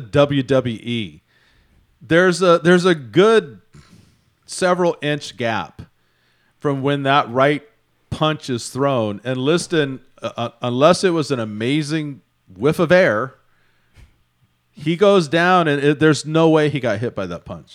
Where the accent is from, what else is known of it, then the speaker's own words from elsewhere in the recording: Houston, Texas, United States; my hometown of Houston